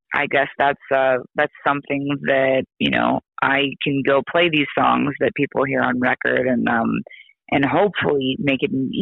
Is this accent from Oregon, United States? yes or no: yes; Oregon, United States; I'm from Oregon